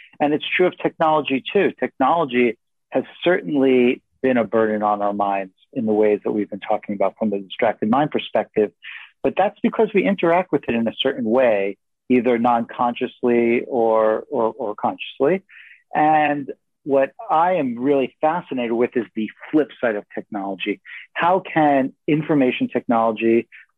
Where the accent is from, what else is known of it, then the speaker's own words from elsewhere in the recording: New York City, New York, United States; now in San Francisco, United States; I live right in the heart of San Francisco. I grew up in New York City